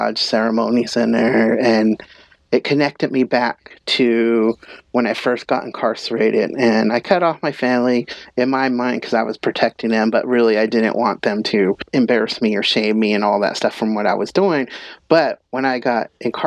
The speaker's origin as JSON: {"language": "English", "region": "Northern California", "country": "United States", "said": "I'm Yurok and Pomo from Northern California"}